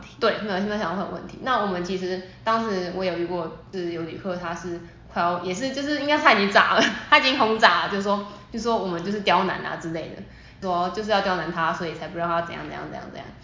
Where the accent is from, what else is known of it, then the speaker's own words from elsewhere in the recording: Taiwan; 我们台湾人